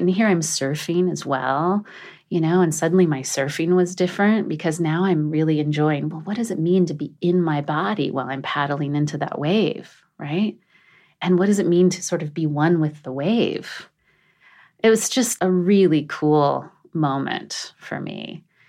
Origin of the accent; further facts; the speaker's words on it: a really small town in Oregon, United States; also born or lived in Southern California; I was born in Southern California, but my parents, so my mom married a man who was not my father, and we moved to a really small town in Oregon